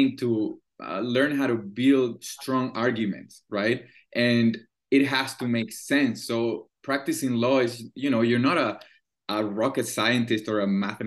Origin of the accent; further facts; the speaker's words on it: Caracas, Capital District, Venezuela; English is a second language; moved away as an adult; also born or lived in Vancouver, Canada; now in Montreal, Canada; I'm born and raised in Caracas, Venezuela.